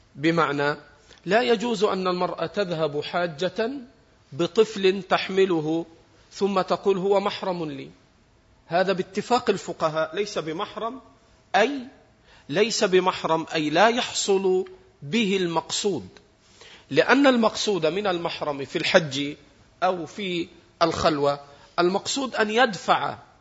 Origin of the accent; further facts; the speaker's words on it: Egypt; احنا عندنا في مصر